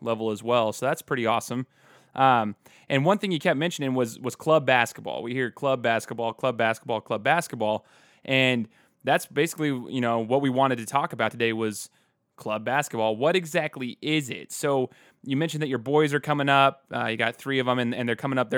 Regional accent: Boise, Idaho, United States; we're both from the Boise area

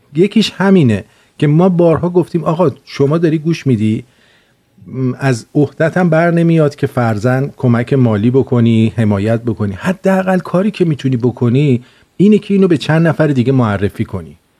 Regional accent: Iran; moved away; ما هم اونجا زندگی کردیم یعنی اینکه ما اونجا زندگی کردیم و دیدیم شرایط رو الان هم که اومدیم بیرون

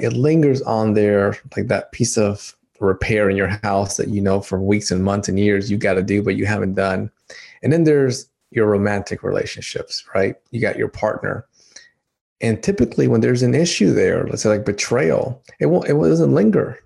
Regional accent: Dominican Republic; moved away; I'm from Dominican Republic

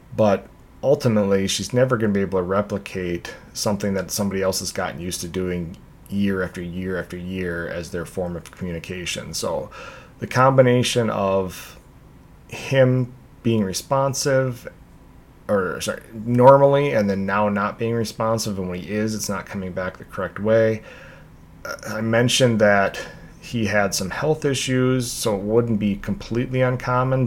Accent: Minnesota, United States; back to my home state of Minnesota

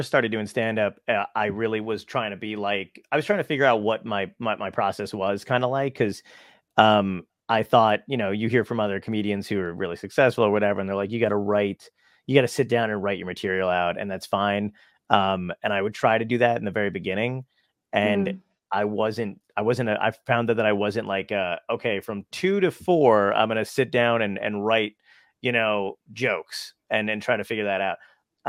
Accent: Brooklyn, New York, United States; I'm from Brooklyn

